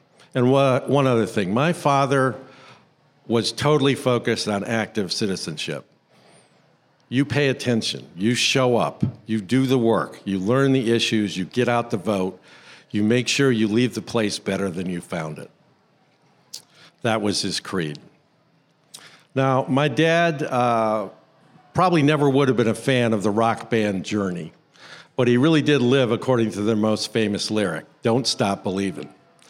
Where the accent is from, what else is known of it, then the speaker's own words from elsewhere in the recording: Cleveland, Ohio, United States; That ping pong table sat in the basement of the house where I grew up in Cleveland, Ohio.